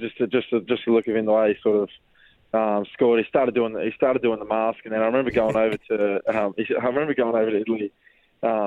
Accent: Perth, Western Australia, Australia; growing up in Perth, following Perth Glory pretty closely

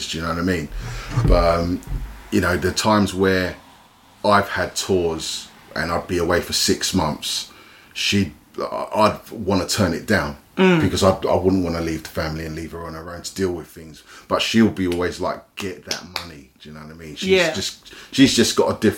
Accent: London, United Kingdom; I'm from East London.

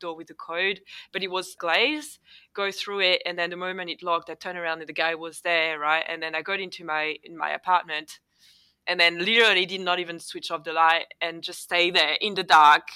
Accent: Paris suburbs, Île-de-France, France; accent: French; first language French; English is a second language; moved away as an adult; now in Melbourne, Australia; I didn't grow up in Paris itself. I grew up in the suburbs.

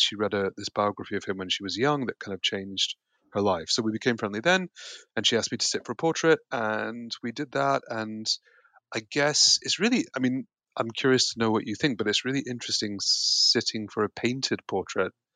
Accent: Yorkshire and the Humber, United Kingdom; also born or lived in Connecticut, United States; now in London, United Kingdom; I was born in America, but I grew up here

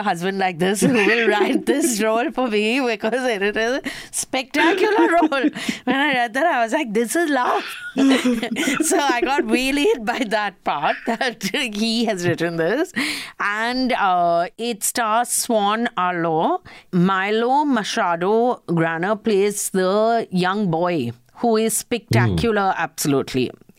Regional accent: India; Yeah, also, we are from India.

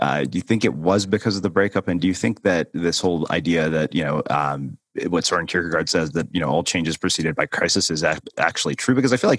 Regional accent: India; my primary issue with organized religion, particularly because I'm Indian, is that it's time consuming.

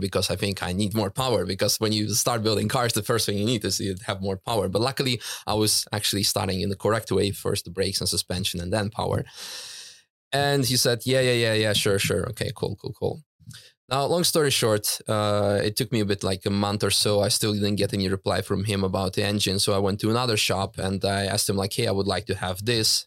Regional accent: Netherlands; also born or lived in Russia; now in Germany; I grew up in the Netherlands with her

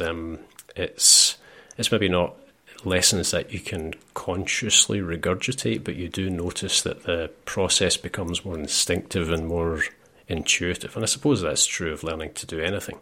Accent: Scotland, United Kingdom; I'm Scottish

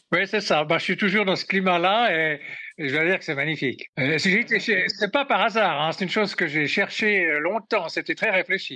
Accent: Switzerland; quand on est suisse

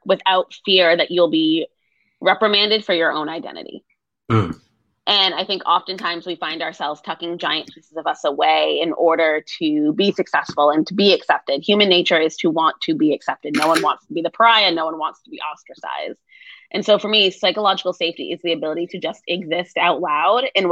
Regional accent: Rhode Island, United States; moved away as an adult; now in Austin, United States; So I am from Rhode Island. I grew up there, lived there my whole life. I moved here in 2017

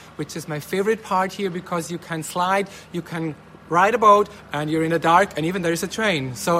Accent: Liechtenstein; now in Austria; I'm from Liechtenstein. Now I live in Austria and I'm at the Danube River.

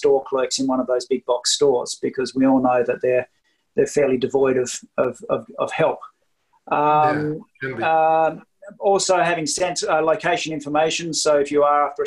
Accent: Australia; now in Lillehammer, Norway; I don't have a Norwegian accent because I'm Australian

